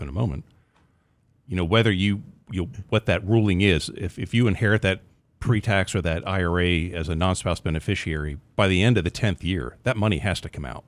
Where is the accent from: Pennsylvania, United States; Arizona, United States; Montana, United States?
Pennsylvania, United States; now in Texas, United States; I'm from Pennsylvania originally